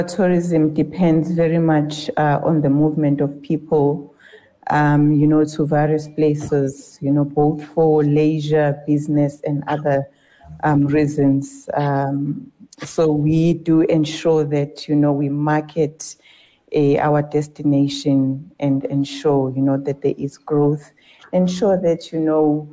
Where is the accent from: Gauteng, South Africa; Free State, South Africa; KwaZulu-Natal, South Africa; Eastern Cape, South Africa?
KwaZulu-Natal, South Africa; Ladysmith; also born or lived in Newcastle / Limpopo; I am from Ladysmith